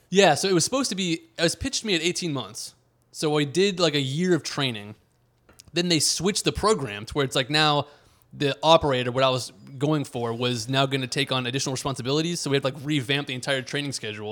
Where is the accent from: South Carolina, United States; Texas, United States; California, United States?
Texas, United States; Houston; moved away as an adult; now in Washington, D.C., United States; growing up in the Greater Houston area